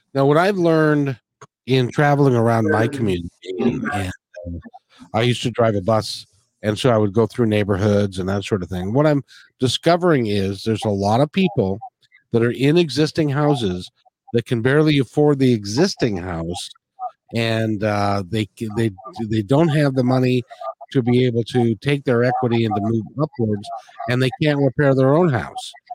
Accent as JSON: {"language": "English", "country": "United States", "said": "in the United States, we can't even speak English well."}